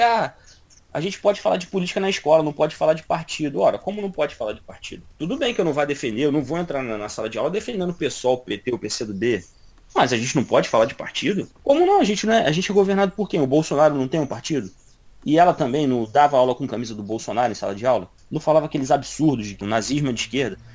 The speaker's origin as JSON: {"language": "Portuguese", "country": "Brazil", "said": "eu sou brasileiro"}